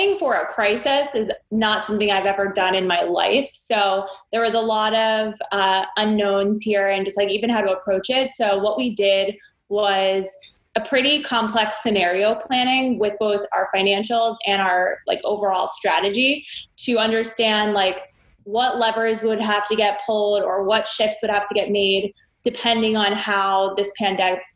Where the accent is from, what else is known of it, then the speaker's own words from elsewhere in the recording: Potomac, Maryland, United States; now in New York City, United States; I grew up outside of DC in the Potomac, Maryland area.